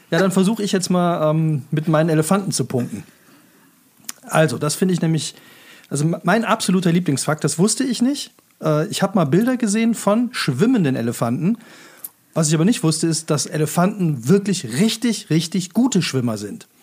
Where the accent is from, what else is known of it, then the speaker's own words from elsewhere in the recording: Rhineland, Germany; Ich als Rheinländer